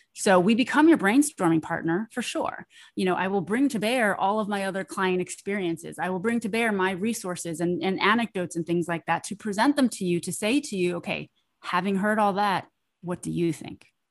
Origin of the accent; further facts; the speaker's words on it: New York, United States; I am a first generation Chinese American, born and raised in New York